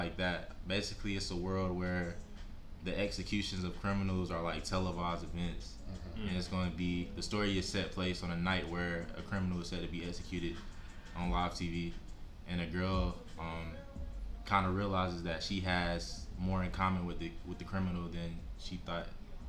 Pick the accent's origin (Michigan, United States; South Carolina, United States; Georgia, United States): South Carolina, United States; Marlboro County; I'm from Marlborough County, 843 South Carolina